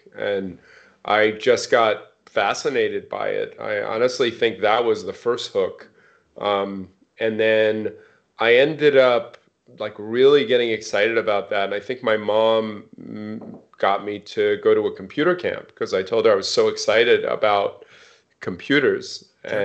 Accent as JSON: {"language": "English", "region": "East Coast", "country": "United States", "tie": "born or raised there", "also_born_or_lived": "Seattle / Bay Area", "said": "I grew up on the East Coast. I lived in Seattle for 17 years, and we recently moved to the Bay Area, which is actually a return for me because I was in the Bay Area for 5 years before moving to Seattle."}